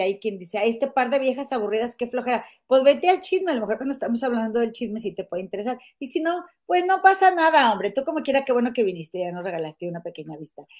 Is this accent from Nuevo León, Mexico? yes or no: yes; Monterrey, Nuevo León, Mexico; moved away; somos de Monterrey dijimos, pues de ahí somos